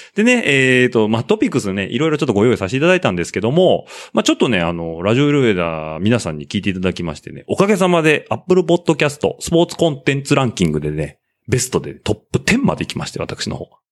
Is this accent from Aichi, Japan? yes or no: yes; Nagoya, Aichi, Japan; accent: Nagoya dialect; 僕の名古屋弁